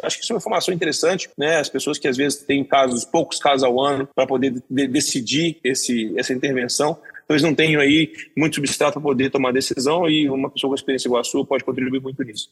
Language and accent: Portuguese; Belo Horizonte, Minas Gerais, Brazil; moved away; also born or lived in São Paulo; sou de Belo Horizonte